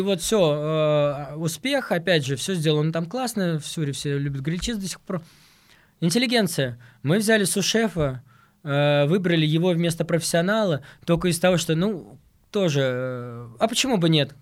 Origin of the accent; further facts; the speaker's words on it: Moscow, Russia; я как москвич